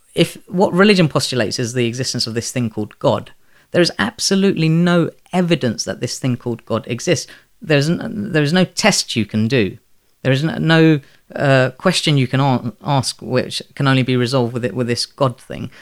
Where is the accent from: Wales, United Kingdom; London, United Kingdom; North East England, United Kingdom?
London, United Kingdom; also born or lived in Bangladesh; I was born in Bangladesh and raised by Muslim parents in, um, predominantly Muslim community in the Elephant and Castle